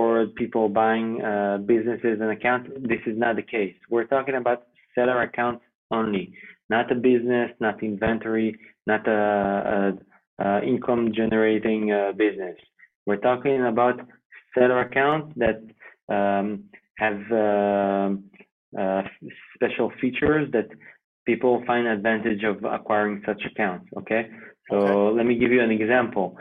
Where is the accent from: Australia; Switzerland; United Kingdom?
Switzerland; Geneva; first language French; English is a second language; now in Israel; I originally was born in Switzerland. Okay. So the French side of Switzerland, which is Geneva, speak French. So my mother tongue language is French